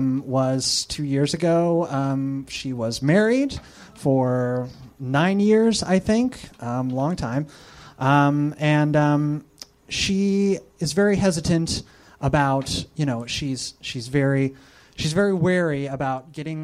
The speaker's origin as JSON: {"language": "English", "region": "Illinois", "country": "United States", "said": "Well, Southern Illinois."}